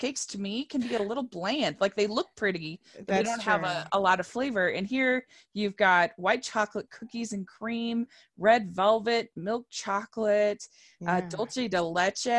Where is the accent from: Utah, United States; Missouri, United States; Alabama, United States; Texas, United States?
Utah, United States; I'm from Utah